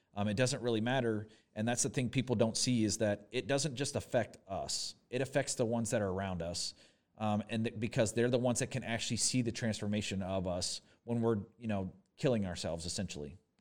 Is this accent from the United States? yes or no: yes; Corpus Christi, Texas, United States; moved away as an adult; also born or lived in Fort Worth, Texas / Dallas, Texas; now in Oshkosh, United States; I was born in Fort Worth, Texas. I grew up, I lived thirteen years in Corpus Christi, Texas.